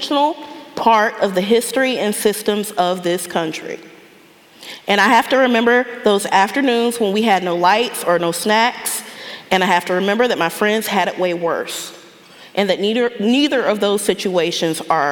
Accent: Raleigh, North Carolina, United States; I grew up in Southeast Raleigh, but I didn't grow up in poverty

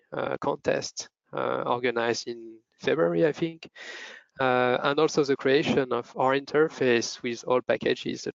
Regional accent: France; moved away as an adult; also born or lived in Lyon / Paris; now in Zurich, Switzerland; I was born in France 28 years ago.

